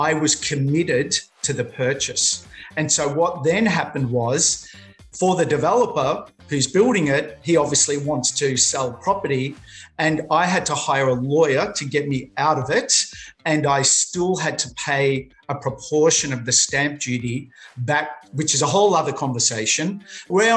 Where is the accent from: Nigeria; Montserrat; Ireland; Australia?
Australia; Melbourne, Victoria; also born or lived in Sydney; now in Queensland, Australia; I'm originally from Melbourne